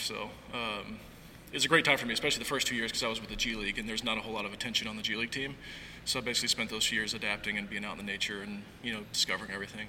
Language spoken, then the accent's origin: English; Arkansas, United States; also born or lived in Los Angeles; now in Eugene, United States; I grew up in Arkansas.